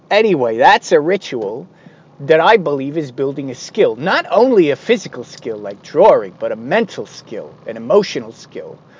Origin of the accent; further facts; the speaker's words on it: United States; as an American kid